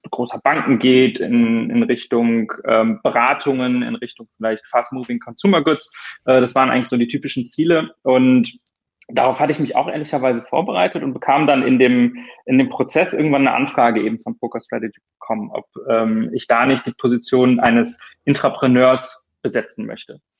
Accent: Rhineland, Germany; now in Hamburg, Germany; ähm, ursprünglich aufgewachsen im Rheinland, bin dann ähm, fürs Studium im Ausland gewesen

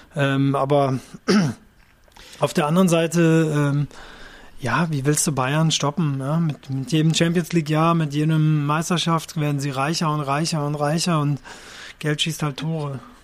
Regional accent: Japan; moved away; ich bin in Japan aufgewachsen

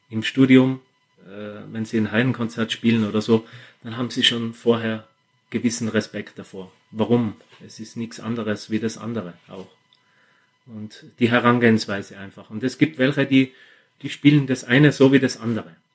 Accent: Austria; vor allem wir als Österreicher, wir sind immer sehr heimatverbunden.

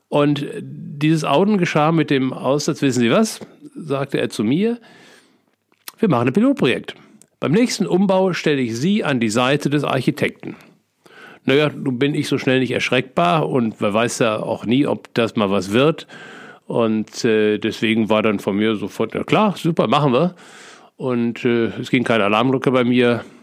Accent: North Rhine-Westphalia, Germany; als äh, ehemaliges Kind des Ruhrgebiets liebe ich Theken. Ich bin sozusagen in der Theke groß geworden

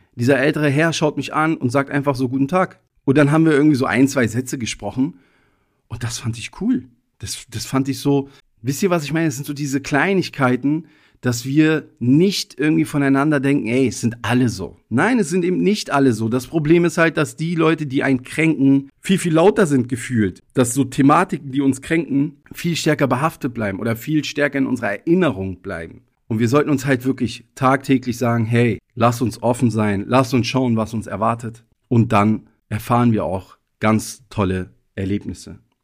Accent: Berlin, Germany; also born or lived in Italy / Egypt; aufgewachsen in Deutschland. Und ihr müsst euch vorstellen, wir sind damals nach Deutschland gekommen, als ich drei Jahre alt war. Direkt aus Italien mit kurzem Zwischenstopp in Ägypten. Und wir sind Ende 1989 nach Berlin gekommen

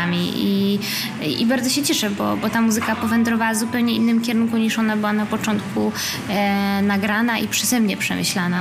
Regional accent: Gdańsk, Pomeranian Voivodeship, Poland; moved away; also born or lived in Berlin, Germany / Warsaw, Poland; moim rodzinnym miastem Gdańsk, potem Warszawą

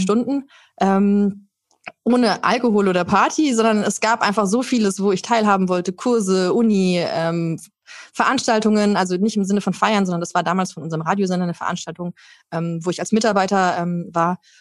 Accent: Germany; Bei uns in Deutschland

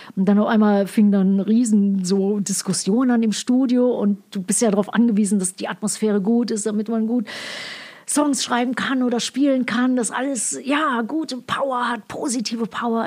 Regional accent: Ruhr area, North Rhine-Westphalia, Germany; moved away as an adult; also born or lived in United States; ich bin im Ruhr Ruhrpott aufgewachsen, also mit meinem Vater

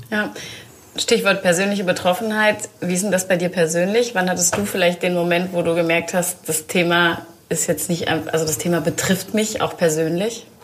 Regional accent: Soest, North Rhine-Westphalia, Germany; born or raised there

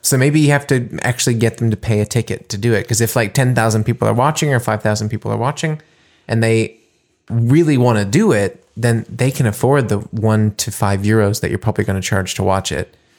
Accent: United States; now in Germany; playing as an American

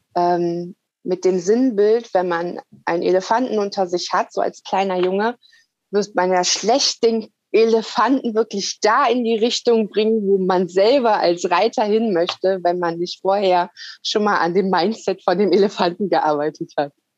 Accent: Lower Saxony, Germany; moved away; geht ja irgendwann wieder in die Heimat. Also Niedersachsen ist ja mein Geburtsort

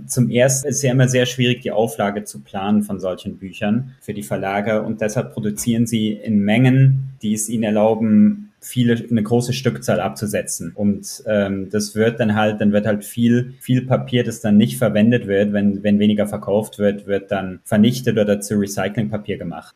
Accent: Zurich, Switzerland; Ich komme aus Zürich

